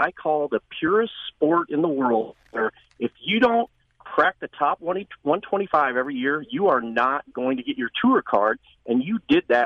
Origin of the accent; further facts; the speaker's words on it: Springfield, Illinois, United States; now in Chesterfield, United States; I'm originally from Springfield, Illinois, but I live in Chesterfield now.